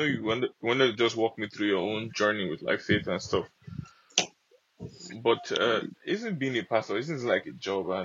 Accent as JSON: {"language": "English", "country": "Nigeria", "said": "I'm Nigerian"}